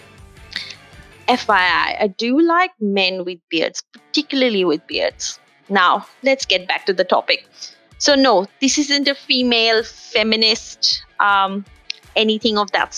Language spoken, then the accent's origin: English; India; now in Melbourne, Australia; as an Indian woman living by herself down under in beautiful Melbourne